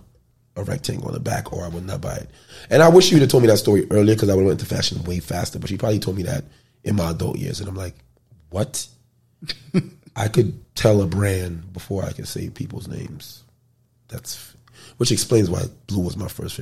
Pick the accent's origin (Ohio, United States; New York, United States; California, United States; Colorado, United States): New York, United States; New York City; growing up in the Bronx or not being so rich and wealthy